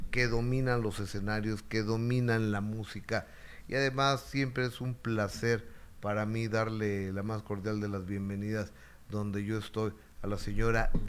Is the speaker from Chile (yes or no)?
no; Mexico City, Mexico; yo soy de aquí, pero creo que es la ciudad más bella del mundo, para mí.